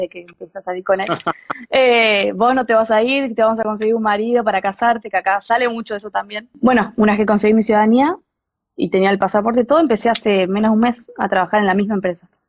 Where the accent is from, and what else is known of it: Argentina; moved away as an adult; now in Denmark